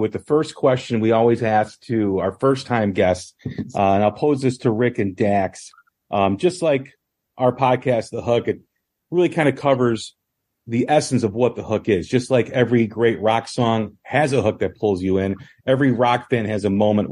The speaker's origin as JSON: {"language": "English", "area": "outside of Chicago", "region": "Illinois", "country": "United States", "tie": "born or raised there", "said": "I've growing up outside of Chicago"}